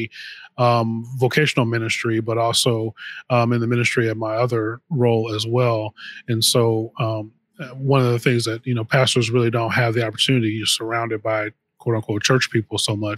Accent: Missouri, United States; now in Illinois, United States; my wife and I, we moved here. We're from Missouri originally

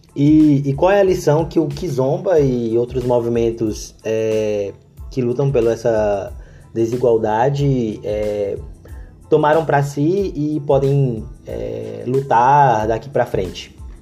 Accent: Brazil; nós brasileiros temos uma tendência de americanizar

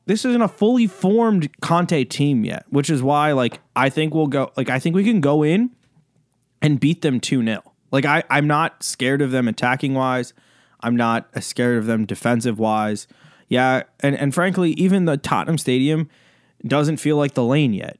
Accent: United States; I'm coming to you more as an American

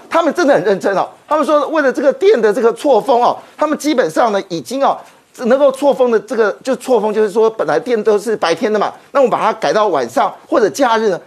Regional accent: Taiwan; 我们台湾人

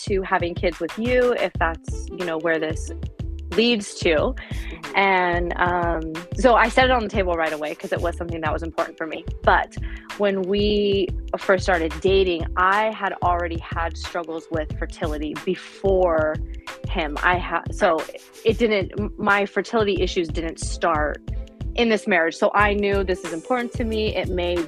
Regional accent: San Luis Obispo, California, United States; I'm from San Luis Obispo, California

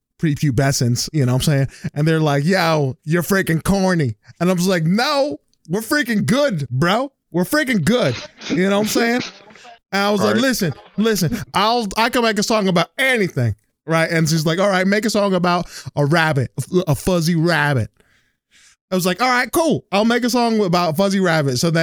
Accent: New Jersey, United States; I've been born and raised in Jersey

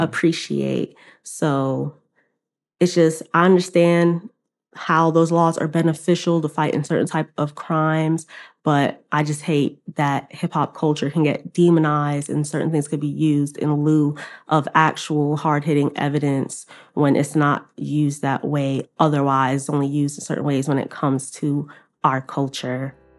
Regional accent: New York City, New York, United States; I'm from Queens

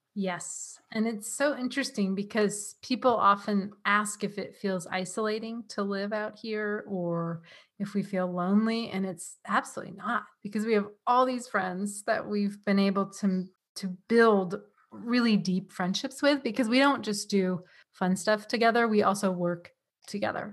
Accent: San Diego, California, United States; moved away as an adult; also born or lived in New England; now in Vermont, United States; I am from San Diego, California

